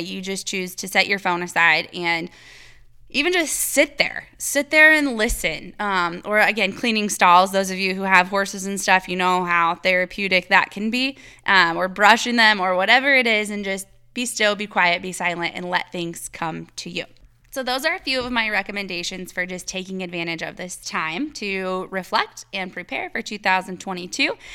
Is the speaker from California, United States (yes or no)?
no; Iowa, United States; moved away; I'm from Iowa and I lived in the cornfields and all of that forever